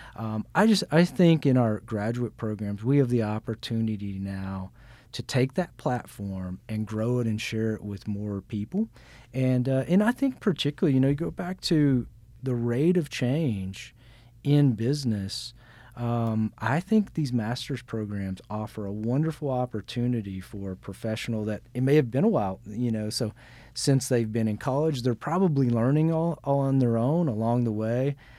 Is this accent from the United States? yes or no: yes; Newport, Arkansas, United States; I'm from Arkansas. I grew up in Arkansas.